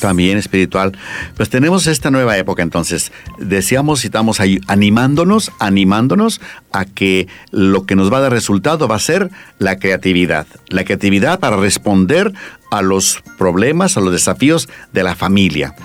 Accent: Mexico; now in Bolivia; yo soy mexicano, pero estoy aquí en Bolivia

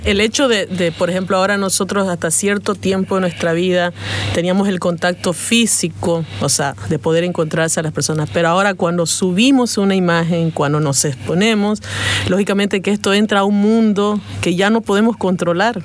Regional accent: Bolivia; como bolivianos

